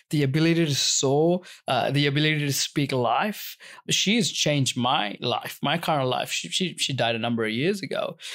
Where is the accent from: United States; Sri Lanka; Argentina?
Sri Lanka; we had a lot of fruit trees growing up in Sri Lanka